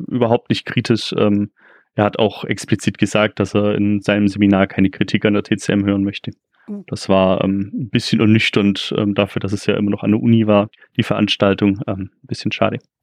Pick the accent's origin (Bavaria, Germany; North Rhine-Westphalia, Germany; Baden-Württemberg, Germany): Baden-Württemberg, Germany; Ulm area; Wie man vielleicht auch hört, komme ich auch hier aus der Gegend.